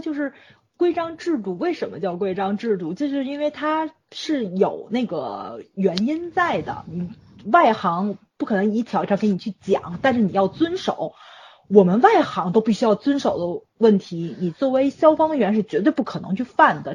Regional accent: Tianjin, China; 我们天津这边

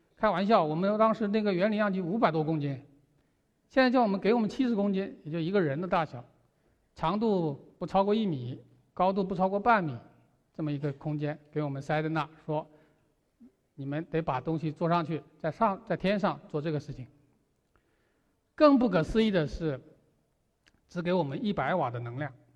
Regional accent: China; 当时因为我们中国人走在了前面

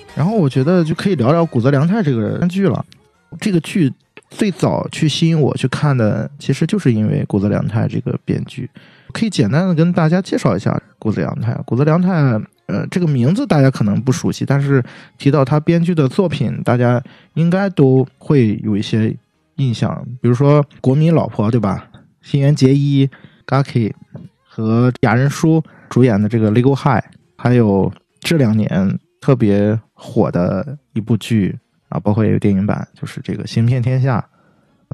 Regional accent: China; 按照我们中国人的话讲

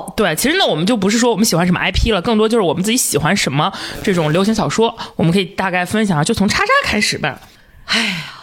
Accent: northern China, China; 虽然我是个北方人

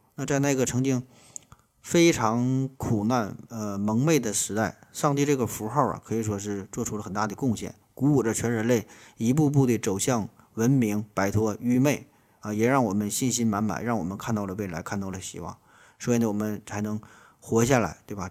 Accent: China; 我们中国人

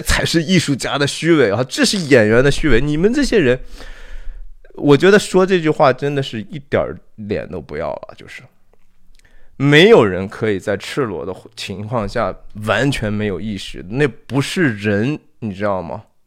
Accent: Shanxi, China; 我是山西人啊，我是中国的山西籍贯的人

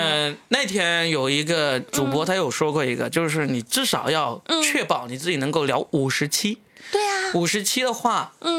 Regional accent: China; 我们中国人

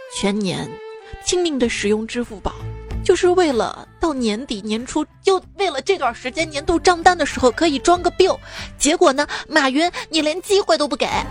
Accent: Xi'an, Shaanxi, China; also born or lived in Chengdu; 我们西安这边的肉夹馍里面是不加青椒的

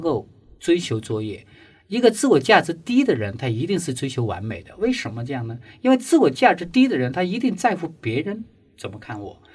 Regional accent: China; 因为我发现中国的父母通常不允许孩子犯错。 嗯， 所以我们从小在一个不允许犯错的环境里面长大

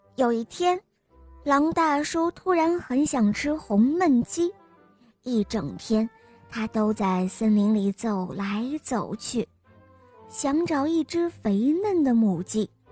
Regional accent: Hefei, Anhui, China; 我今年六岁了，我来自安徽合肥

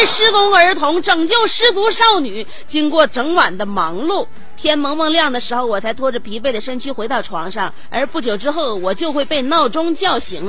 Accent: Shenyang, Liaoning, China; 作为沈阳人呢，东北人呢

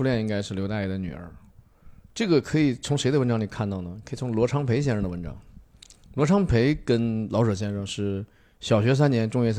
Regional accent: China; 因为我们中国人讲慎终追远嘛

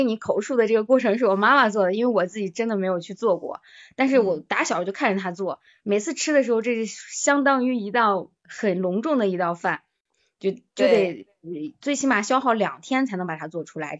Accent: Shaanxi, China; 我们是陕西这边的嘛

